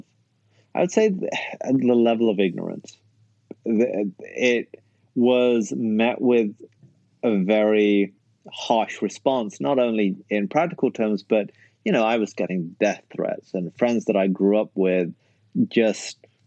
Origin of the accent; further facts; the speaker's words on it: United Kingdom; moved away as an adult; also born or lived in Canada / United States; when you grow up in an ethnic minority in the UK, like the Pakistani community